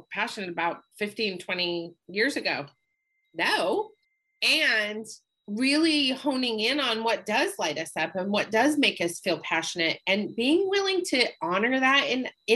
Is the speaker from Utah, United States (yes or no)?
yes; Park City, Utah, United States; moved away; also born or lived in Salt Lake City, Utah; I grew up in Park City, Utah before Sundance became a thing